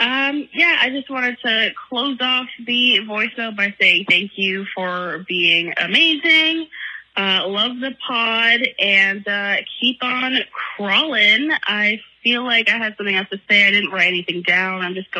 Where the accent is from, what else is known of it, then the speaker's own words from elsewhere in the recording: Oshawa, Ontario, Canada; I'm from Oshawa.